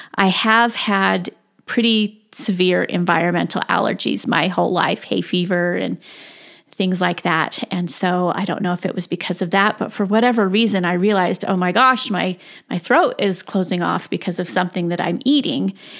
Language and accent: English; South Jordan, Utah, United States; I grew up in South Jordan, Utah